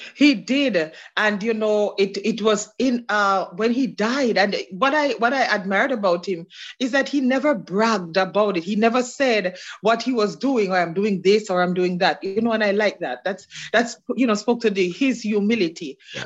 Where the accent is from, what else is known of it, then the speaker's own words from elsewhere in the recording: Osborne Store, Clarendon, Jamaica; moved away as an adult; now in Queens, United States; I'm from the community of Osborne Store in Clarendon